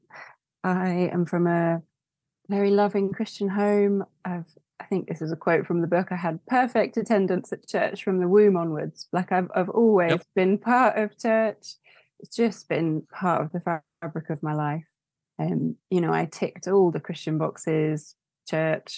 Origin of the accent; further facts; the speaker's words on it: London, United Kingdom; now in York, United Kingdom; I'm originally from London